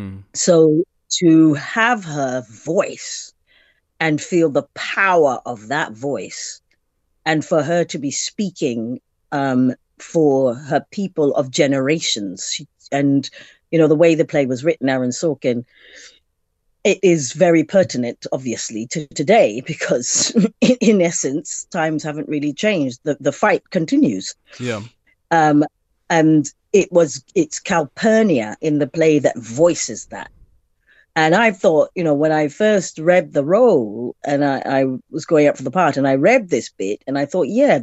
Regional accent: South Africa; for me, you know, as being a being an African, being a South African, being a black woman.

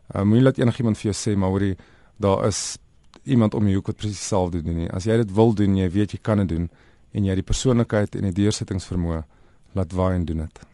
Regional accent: South Africa; ons as Suid-Afrikaners

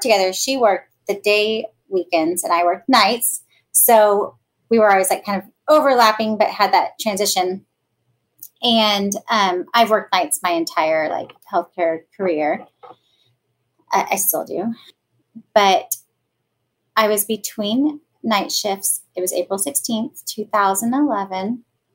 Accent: Kansas, United States; I was born and raised here in Kansas

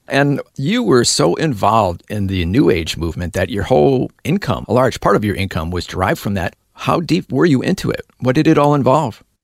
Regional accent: Milwaukee, Wisconsin, United States; I'm from Milwaukee, Wisconsin.

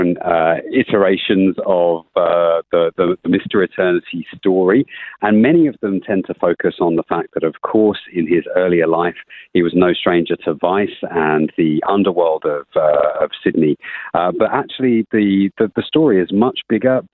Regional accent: United Kingdom; moved away as an adult; now in Australia; as a Brit who moved to Australia 12 years ago

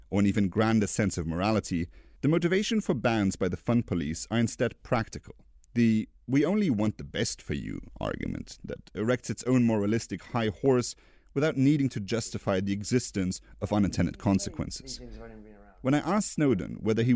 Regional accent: Luxembourg; Luxembourg, my home country

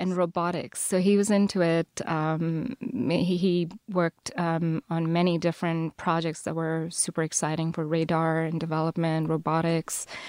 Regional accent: Chennai, Tamil Nadu, India; first language Telugu; English is a second language; moved away; Chennai, so southern India

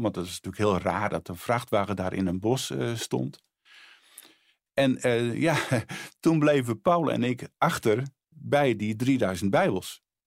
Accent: Friesland, Netherlands; moved away as an adult; also born or lived in Bolsward / Sneek; now in Harderwijk, Netherlands; Ik ben eh, geboren in Friesland, woon nu eh, al eh, sinds 1978 in, in Harderwijk.

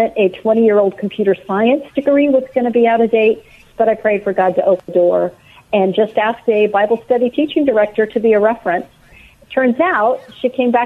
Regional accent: Missouri, United States; now in Austin, United States; I grew up in Missouri as just a normal little student.

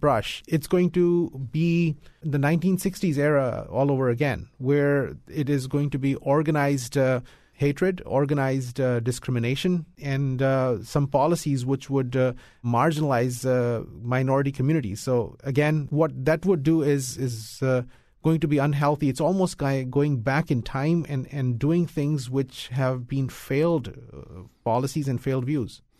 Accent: United States; I'm an American. This is my country. This is my home

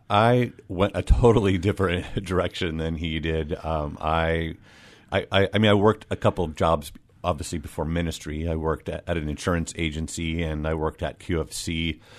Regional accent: Des Moines, Washington, United States; I grew up, uh, in Des Moines

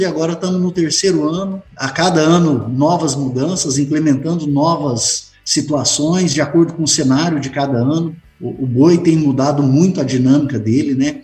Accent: Jauru, Mato Grosso, Brazil; now in Pontes e Lacerda, Brazil; sou natural de, de Jaú, aqui no Mato Grosso, próximo aqui de Pontes Lacerda

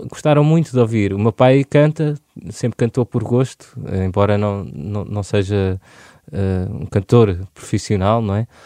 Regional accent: Lisbon, Portugal; born there; nasci aqui. Os meus avós já estavam cá em Lisboa.

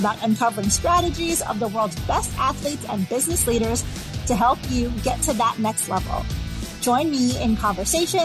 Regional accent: Chicago, Illinois, United States; I'm from Chicago

